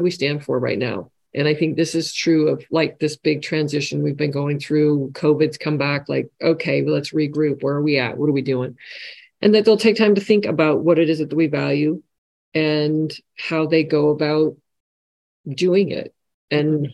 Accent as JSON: {"language": "English", "area": "home state where Costco started", "region": "Washington", "country": "United States", "tie": "born or raised there", "said": "it started in my home state that I grew up"}